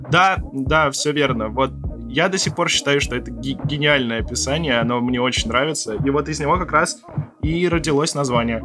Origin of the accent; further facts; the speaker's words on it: Moscow, Russia; Мы из Москвы